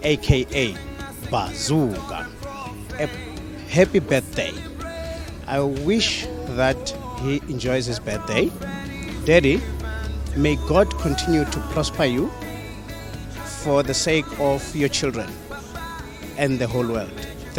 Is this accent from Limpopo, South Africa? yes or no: yes; Limpopo, South Africa; I'm from Limpopo in Giani.